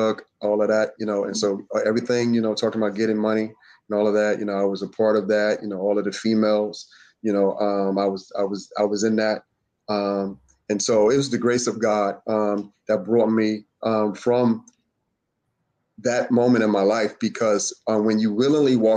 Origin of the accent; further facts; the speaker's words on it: Philadelphia, Pennsylvania, United States; I'm from Southwest Philadelphia, born and raised next to West Philly